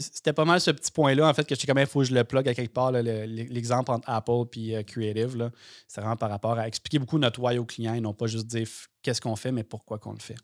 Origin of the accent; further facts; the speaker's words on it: Sorel-Tracy, Quebec, Canada; moved away; je viens de Sorel-Tracy